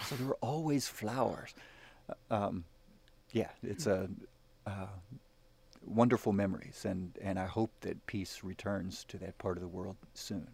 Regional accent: the South, United States; I'm I'm a Southern boy. I'm from the South. My mama taught me to say yes sir and ma'am

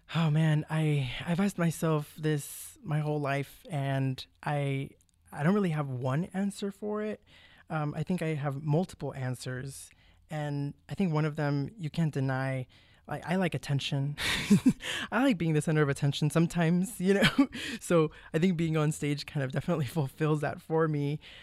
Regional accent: McAllen, Texas, United States; moved away as an adult; also born or lived in Mission, Texas / College Station, Texas; I was born in Mission, Texas, but I was raised in McAllen, Texas, but I lived my whole life in the Valley

